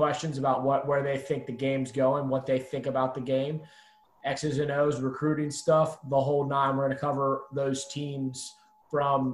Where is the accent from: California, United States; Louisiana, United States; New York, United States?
Louisiana, United States; Baton Rouge; I was born and raised in Baton Rouge, Louisiana